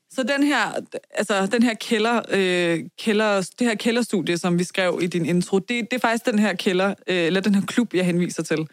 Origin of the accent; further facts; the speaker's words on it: Vestegnen, Capital Region of Denmark, Denmark; det er jo det postnummer, jeg er vokset op i.